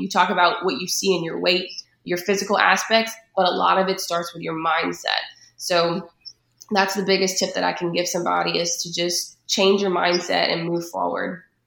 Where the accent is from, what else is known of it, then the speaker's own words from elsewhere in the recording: Patterson, Louisiana, United States; moved away as an adult; also born or lived in Baton Rouge, Louisiana; now in Atlanta, United States; I'm from Patterson, Louisiana. So growing up there, it was a very small town.